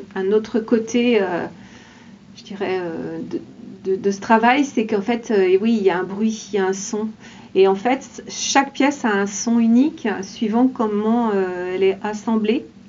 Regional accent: Laval, Pays de la Loire, France; Je suis habitante de Laval

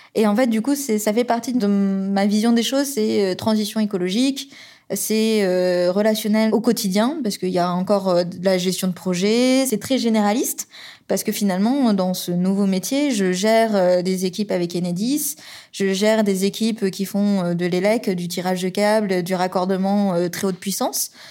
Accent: Toulouse, Occitania, France; moved away as an adult; also born or lived in Tours / Angers; ma région d'origine, c'est Toulouse. C'est là où j'ai grandi

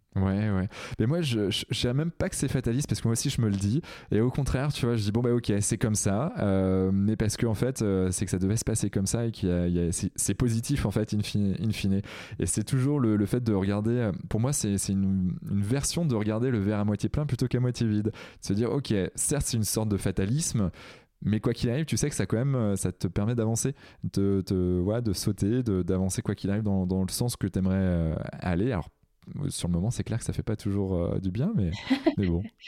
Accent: Brittany, France; je suis breton et, étant en breton, je suis assez fier de mes origines

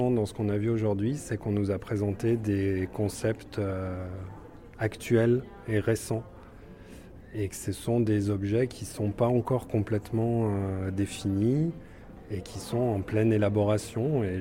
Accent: Algeria; now in Lyon, France; je viens d'Algérie, j'ai été enseignant de FLE au secondaire

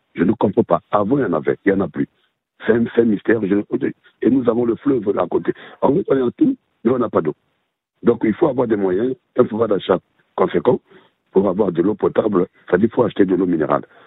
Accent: Republic of the Congo; moved away; Chez moi, au Congo Brazzaville

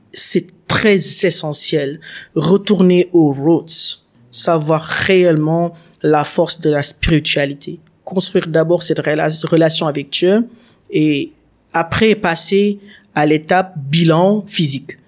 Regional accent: Senegal

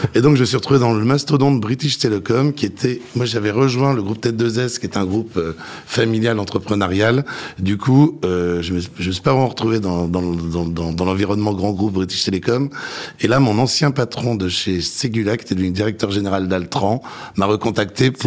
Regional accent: Nancy, Grand Est, France; moved away as an adult; also born or lived in Dijon; now in Paris, France; je suis né à Dijon, j'ai fait de 0 à 5 ans. Mon cœur d'adolescent et de lycée est à Nancy

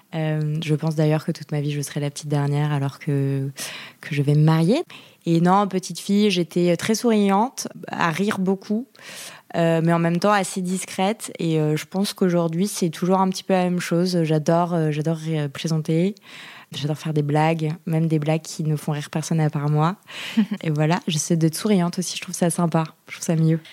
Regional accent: Yvelines, Île-de-France, France; born or raised there

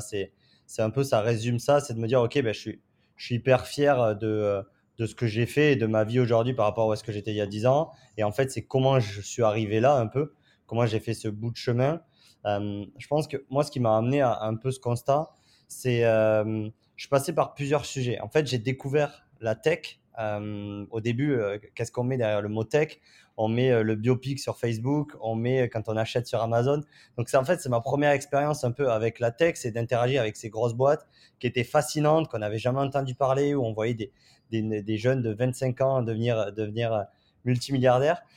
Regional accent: southern France, France; accent: southern (du sud); moved away as an adult; now in San Francisco, United States; j'ai un accent un, peu du, du sud

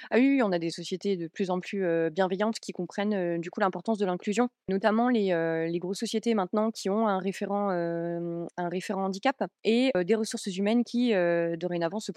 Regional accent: Metz, Grand Est, France; moi je viens de Metz

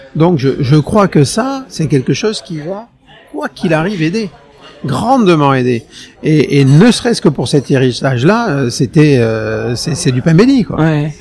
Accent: Hossegor, Nouvelle-Aquitaine, France; J'ai grandi à Osgore

